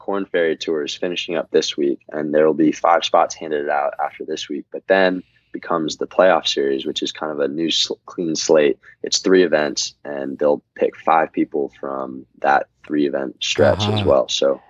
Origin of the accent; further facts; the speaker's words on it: East Coast, United States; just kind of growing up on the East Coast, you know.